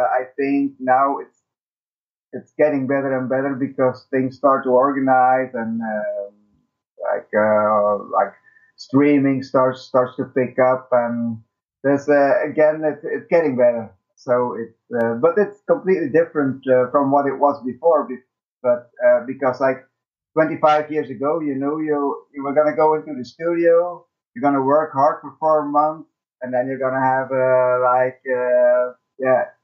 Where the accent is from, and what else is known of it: Belgium